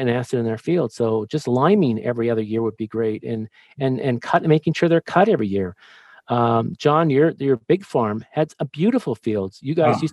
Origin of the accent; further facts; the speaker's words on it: Los Angeles, California, United States; moved away; also born or lived in Alaska; I grew up in Los Angeles